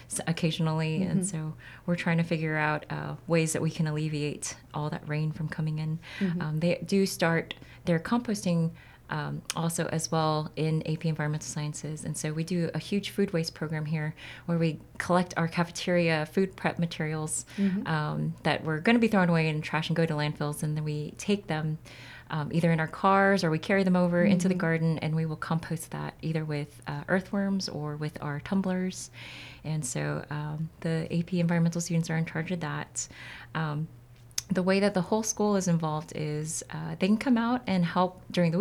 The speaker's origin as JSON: {"language": "English", "town": "San Antonio", "region": "Texas", "country": "United States", "tie": "born or raised there", "also_born_or_lived": "Korea", "moved": "as an adult", "said": "I actually came back to San Antonio, which is my hometown"}